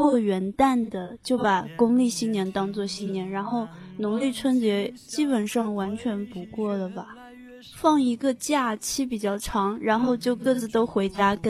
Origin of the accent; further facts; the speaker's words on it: Zhejiang, China; 嗯，好，我的家乡是浙江，但是我完全不了解浙江的春节习俗